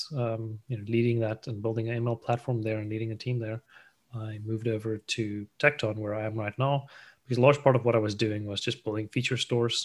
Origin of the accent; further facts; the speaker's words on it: South Africa; moved away as an adult; also born or lived in Asia; I kind of grew up there in South Africa, studied mechatronic engineering